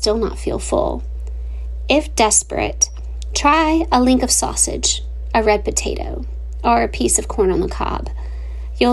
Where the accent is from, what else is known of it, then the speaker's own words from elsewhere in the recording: Lafayette, Louisiana, United States; To find my hometown, head south. Once you get there, go further south and you'll find Lafayette, Louisiana.